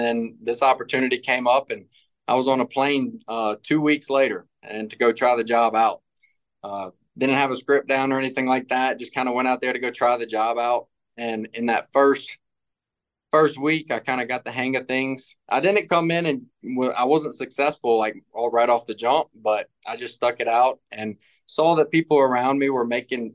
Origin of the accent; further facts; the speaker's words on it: Baton Rouge, Louisiana, United States; I'm actually from Baton Rouge, Louisiana. Down there in the South, we don't have too much door-to-door sales.